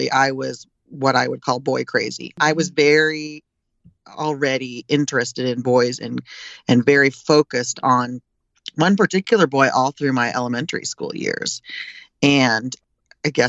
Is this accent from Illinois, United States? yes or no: yes; Illinois, United States; also born or lived in East Coast; now in California, United States; I came from Illinois. I'm a Midwesterner